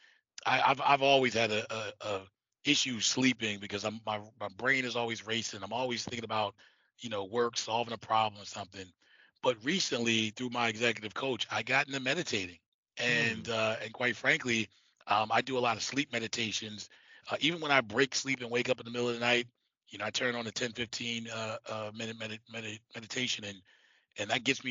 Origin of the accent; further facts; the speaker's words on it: New York, United States; being a born and bred in New York